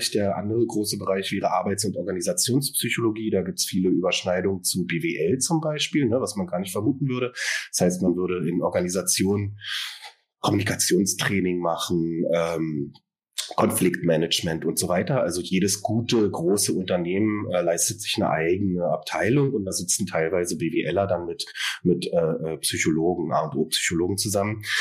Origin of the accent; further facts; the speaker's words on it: Berlin, Germany; born there; Ich bin äh, aus Berlin, also hier geboren und arbeite hier seit 2021 als Verhaltenstherapeut